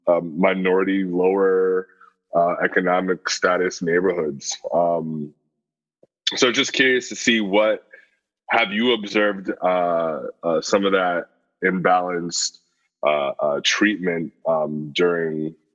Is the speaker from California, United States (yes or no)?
no; New York City, New York, United States; I grew up in Queens, we grew up around here.